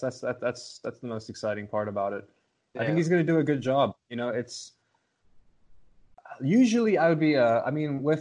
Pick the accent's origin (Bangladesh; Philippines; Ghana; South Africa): South Africa; also born or lived in Los Angeles, United States; I'm from South Africa